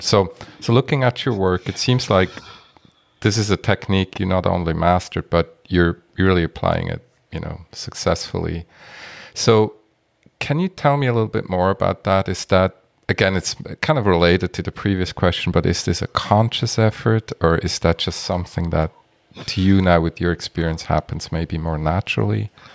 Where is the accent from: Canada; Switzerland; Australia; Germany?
Switzerland; moved away; I'm from Switzerland originally